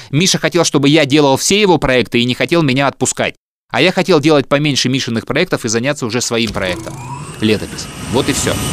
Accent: Yekaterinburg, Sverdlovsk Oblast, Russia; born there; also born or lived in Omsk / Moldova / Vladimir / Moscow; я родился в Свердловске, жил там лет до 5-6, между Свердловском и Омском. Потом переехал в Молдавию, все лето я проводил в Одессе или Крыму, потом во Владимире какое-то время жил и Москва.

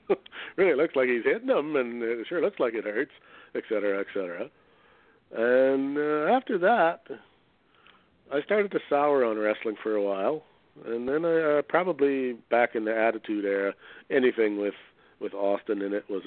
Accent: Canada; being Canadian

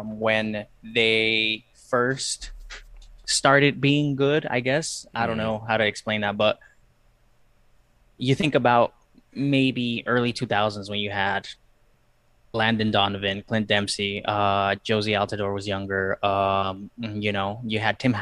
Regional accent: Peru; also born or lived in Ohio; now in United States; I'm Peruvian. I'm from Peru

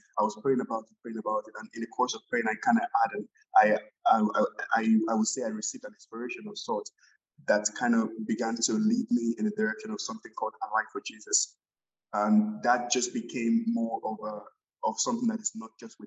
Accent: Nigeria; moved away as an adult; also born or lived in Alberta, Canada; now in Canada; I'm from Nigeria. I came to Canada in January of 2013

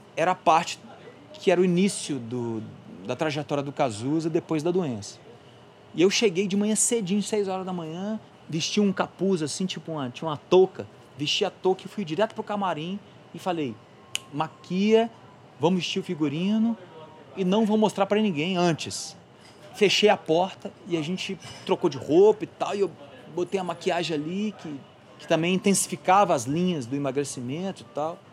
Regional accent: Belo Horizonte, Minas Gerais, Brazil; Eu sou mineiro, velho. Sou de BH

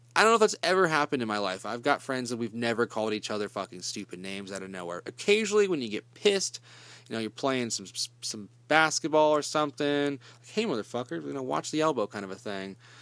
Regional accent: Kansas, United States; I'm from Kansas

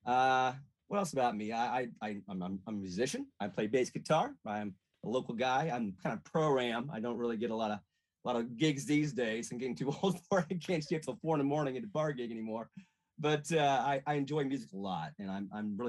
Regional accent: Lafayette, Indiana, United States; now in Angola, United States; But I'm from Lafayette originally. I'm a little town called Mulberry

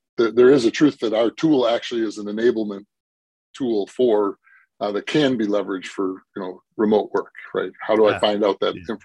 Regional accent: Milwaukee, Wisconsin, United States; now in Minnesota, United States; I am not from Minnesota originally. Okay. Though I'm from Milwaukee

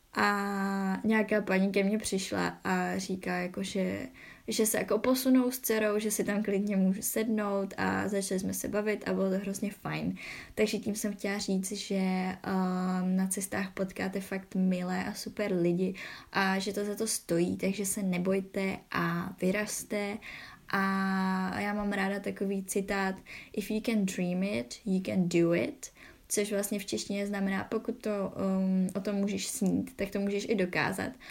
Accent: Czechia; že jsem z Česka

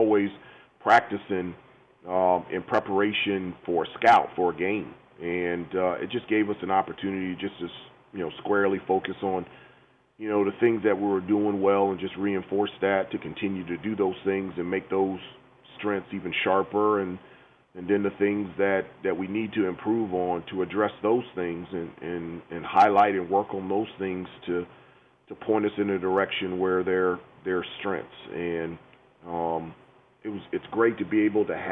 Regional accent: Washington, District of Columbia, United States; moved away; I grew up in Washington, D.C., right outside of Washington, D.C.

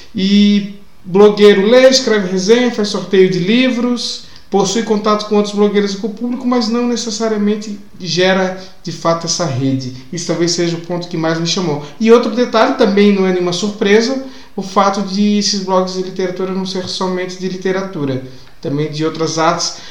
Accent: Blumenau, Santa Catarina, Brazil; na cidade de onde eu venho, que aliás, no dia da gravação hoje, que é quarta-feira, está fazendo 170 anos, cidade de Blumenau

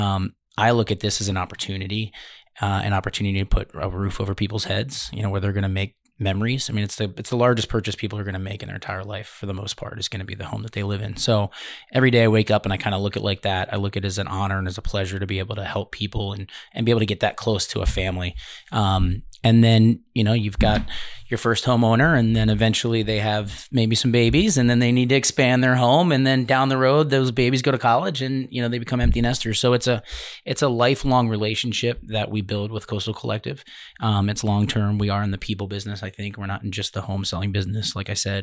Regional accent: Baltimore, Maryland, United States; moved away as an adult; also born or lived in Miami, Florida / Jupiter, Florida; now in Palm Beach County, United States; I'm from Baltimore originally

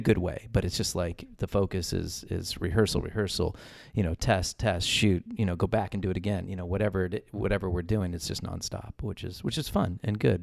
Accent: Los Angeles, California, United States; moved away; I'm from Los Angeles. I was born and raised out there

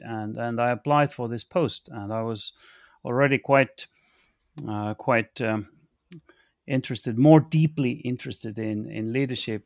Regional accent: Estonia; moved away as an adult; now in United Kingdom; I'm coming from Estonia and I'm an Estonian.

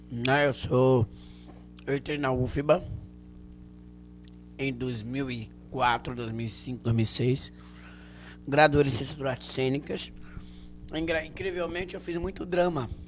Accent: Canavieiras, Bahia, Brazil; Sou de uma região sul chamada Canavieiras. Mas é Bahia, é Brasil, viu?

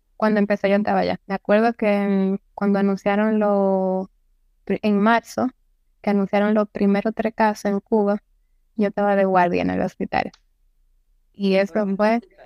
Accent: Santiago de los Caballeros, Santiago, Dominican Republic

